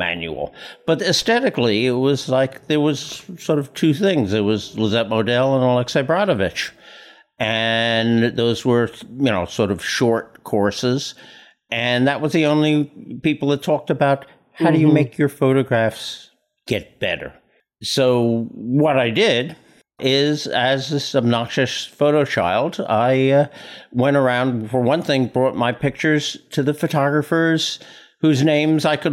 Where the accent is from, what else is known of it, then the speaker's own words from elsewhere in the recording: New York City, New York, United States; I was born and raised on Staten Island, one of the boroughs of New York